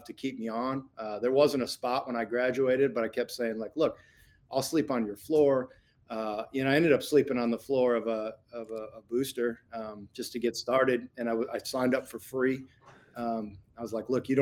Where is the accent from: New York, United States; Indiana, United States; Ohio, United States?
Indiana, United States; I grew up in Indiana, I'm through and through.